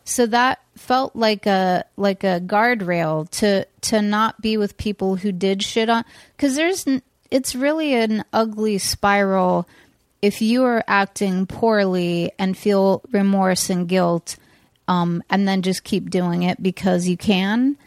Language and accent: English; California, United States; we grew up in California